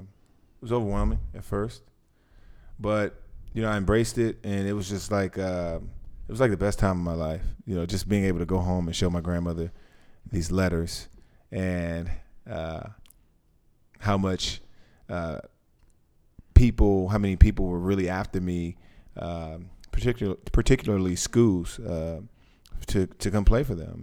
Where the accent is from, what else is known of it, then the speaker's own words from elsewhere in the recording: Washington, District of Columbia, United States; I grew up in Washington, D C, not too far from the White House.